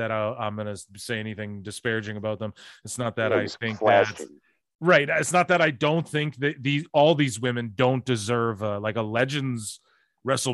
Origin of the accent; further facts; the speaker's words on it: Canada; I'm Canadian